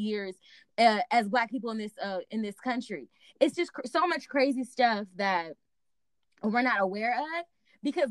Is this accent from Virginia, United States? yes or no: yes; Virginia, United States; I grew up in Virginia.